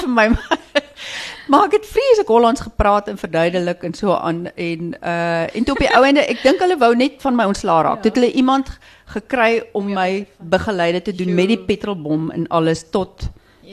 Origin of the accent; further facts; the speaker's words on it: Stellenbosch, Western Cape, South Africa; ek kom van Stellenbosch